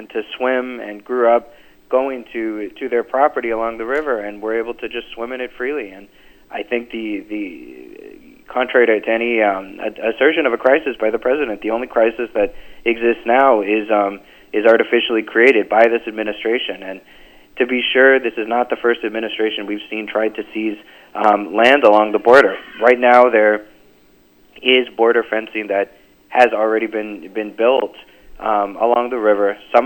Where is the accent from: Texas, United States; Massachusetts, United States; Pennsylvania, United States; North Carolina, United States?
Texas, United States; McAllen; I grew up in the Rio Grande Valley. I was born and raised in McAllen